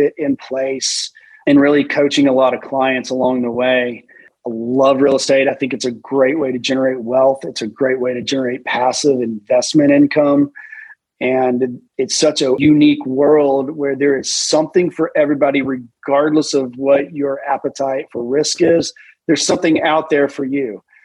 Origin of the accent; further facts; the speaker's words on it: Chattanooga, Tennessee, United States; also born or lived in Alabama / Washington, D.C.; Chattanooga, my hometown